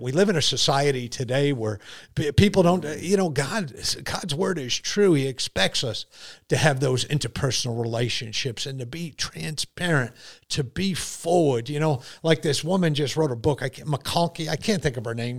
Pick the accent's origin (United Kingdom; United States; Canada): United States; Connecticut; also born or lived in New York; now in South Carolina, United States; I grew up in Connecticut. I've lived in New York